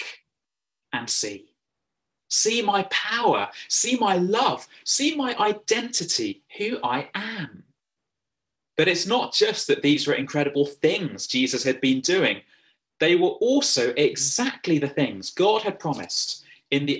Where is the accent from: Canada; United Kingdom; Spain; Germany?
United Kingdom; England; accent: English; now in County Cavan, Ireland; my funny English accent